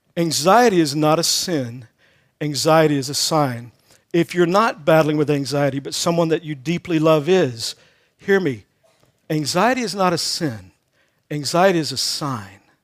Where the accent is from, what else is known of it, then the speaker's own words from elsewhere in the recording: Texas, United States; I grew up in Texas